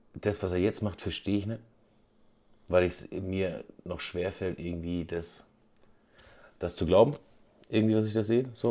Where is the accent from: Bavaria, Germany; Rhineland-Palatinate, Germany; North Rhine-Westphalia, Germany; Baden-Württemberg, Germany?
Bavaria, Germany